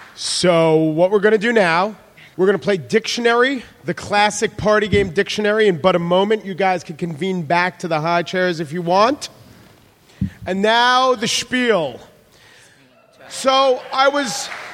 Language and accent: English; New York, United States; I'm from New York